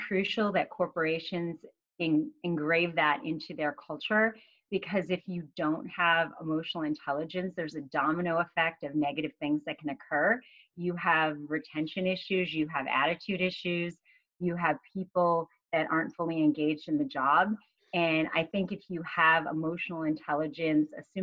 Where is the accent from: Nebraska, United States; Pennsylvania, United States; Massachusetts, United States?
Massachusetts, United States; I grew up in Massachusetts